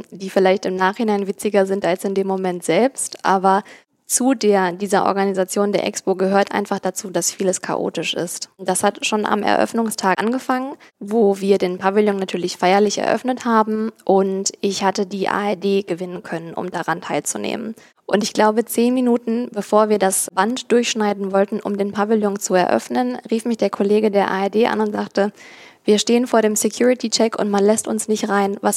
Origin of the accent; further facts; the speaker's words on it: Cologne, North Rhine-Westphalia, Germany; now in Berlin, Germany; wollte dann zu der Zeit gleichzeitig auch wieder näher in die Heimat. Ich komme ursprünglich nicht aus Berlin, das war mir zu weit weg und habe in Köln und Umgebung nach Jobs gesucht.